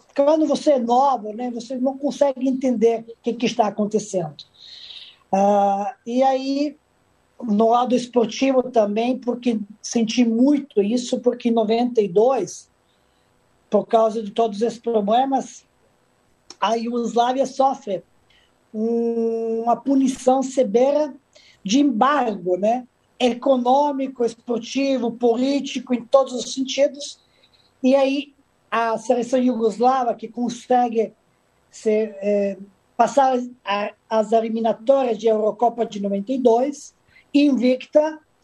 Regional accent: Majdanpek, Serbia; Portuguese is a second language; moved away as an adult; also born or lived in Madrid, Spain / Italy / Salvador, Brazil; now in Rio de Janeiro, Brazil; Eu vivi numa época principalmente na minha cidade natal, Maidanpek

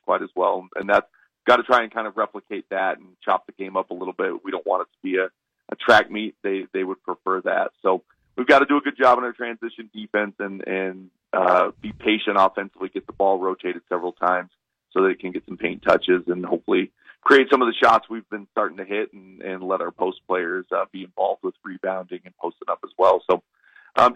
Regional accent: Austin, Texas, United States; moved away; I grew up in Austin

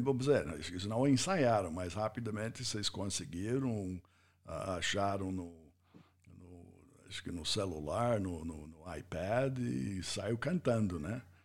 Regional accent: United States; Portuguese is a second language; moved away as an adult; now in Brazil; como americano eu, eu, eu ouvi isso primeira vez nos Estados Unidos

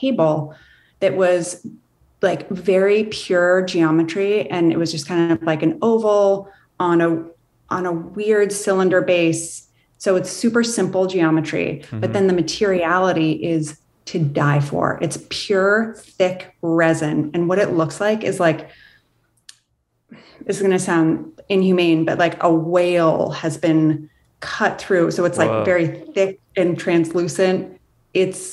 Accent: Montana, United States; now in Maine, United States; I grew up in Montana

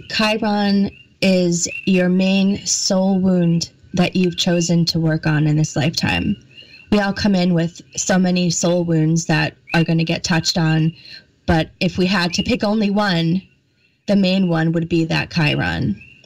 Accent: New England, United States; I also have an accent and I really have to watch my A's also because I was brought up in the East Coast in like New England area.

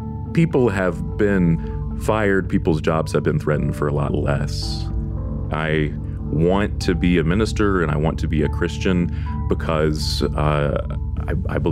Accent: Deep South, United States; I am from the Deep South

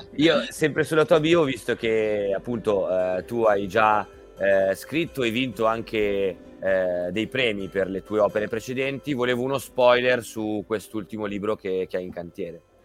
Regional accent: Milan, Lombardy, Italy; also born or lived in Caserta; io sono di Milano e origini casertane

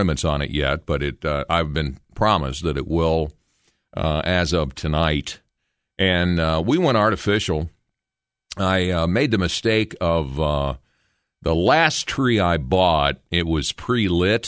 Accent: Logan, United States; my hometown of Logan

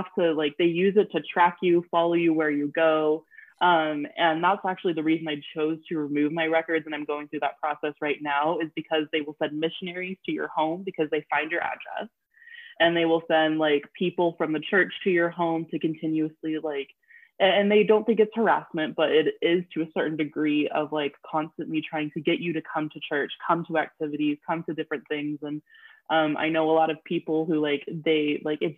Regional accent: Utah, United States; also born or lived in Brazil; I grew up in Utah.

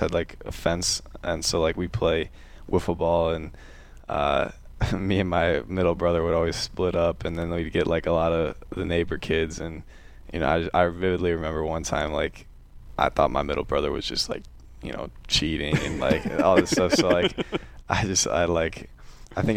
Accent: Glen Ellyn, Illinois, United States; moved away; I'm from a suburb of Chicago about 30 minutes west called Glen Ellen

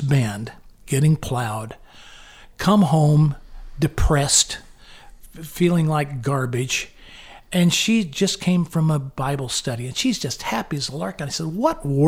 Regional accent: United States; I'm American. I go to church, you know, twice a year

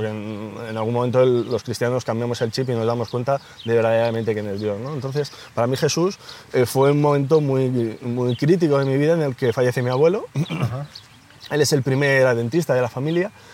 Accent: Ocaña, Castilla-La Mancha, Spain; moved away as an adult; now in Madrid, Spain; mi hermano y yo somos toledanos, eh, de, Ocaña, un pueblo de Toledo

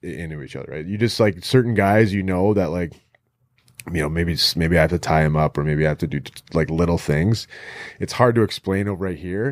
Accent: Alaska, United States; when I grew up in Alaska, like, growing up in Alaska

